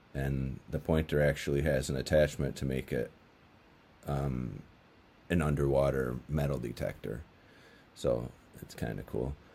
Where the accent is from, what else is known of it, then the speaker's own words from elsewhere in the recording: New England, United States; this slow-moving river in my hometown